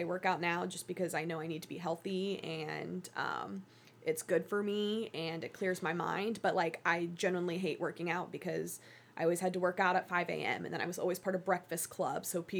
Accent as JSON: {"language": "English", "region": "Connecticut", "country": "United States", "tie": "born or raised there", "also_born_or_lived": "Georgia", "said": "even like growing up in Connecticut and Georgia, my family, we weren't super, like, we weren't watching the NFL every Sunday."}